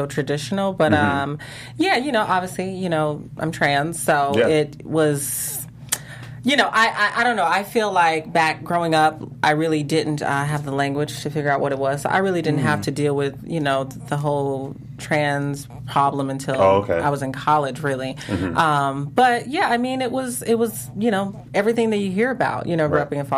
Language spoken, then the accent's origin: English; Chicago, Illinois, United States; I'm from Chicago